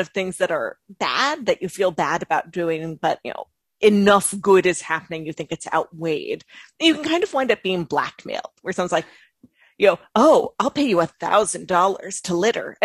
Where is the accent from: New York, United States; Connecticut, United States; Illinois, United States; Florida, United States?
New York, United States; Long Island; I grew up on Long Island